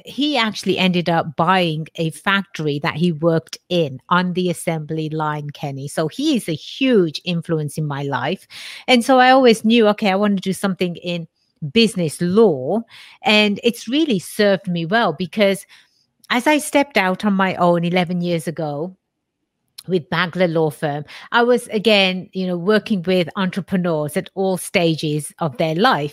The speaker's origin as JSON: {"language": "English", "region": "England", "country": "United Kingdom", "tie": "born or raised there", "moved": "yes", "said": "I was born and raised in England"}